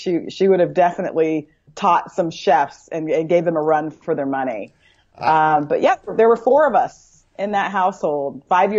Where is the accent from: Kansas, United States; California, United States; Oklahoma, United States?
California, United States; San Jose; moved away; So I was born and raised in San Jose, California. Grew up in mostly the same house all my life.